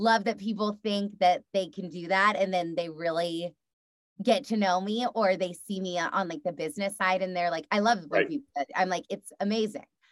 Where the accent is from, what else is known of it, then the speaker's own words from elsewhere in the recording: Texas, United States; being from the South and being a Texas girl